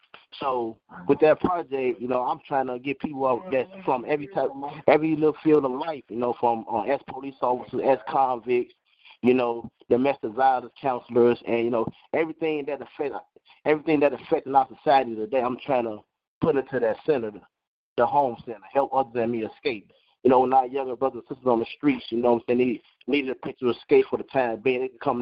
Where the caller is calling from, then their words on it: Iowa, United States; I'm calling from Iowa.